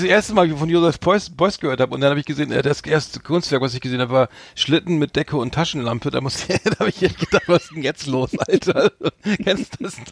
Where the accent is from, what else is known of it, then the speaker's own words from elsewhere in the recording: Bremen, Germany; als Bremer nicht der, der geborene Großstädter